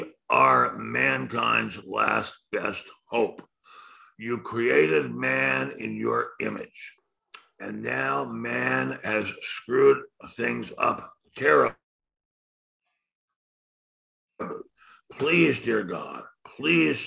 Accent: Silver Spring, Maryland, United States; when I was growing up in Silver Spring, Maryland, a very, very wonderful, charming suburb of Washington

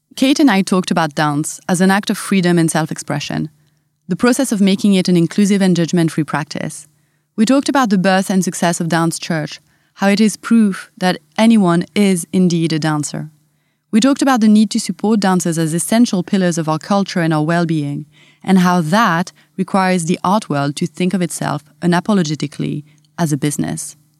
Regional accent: France; accent: French; English is a second language; moved away; my French accent

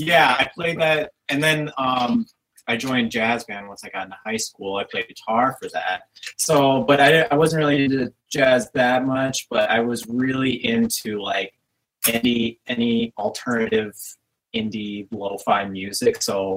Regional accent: Minneapolis, Minnesota, United States; I grew up here in Minneapolis

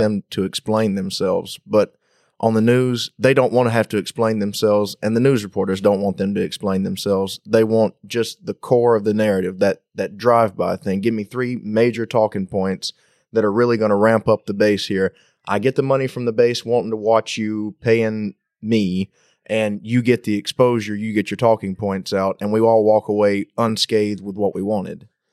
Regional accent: United States; as an American

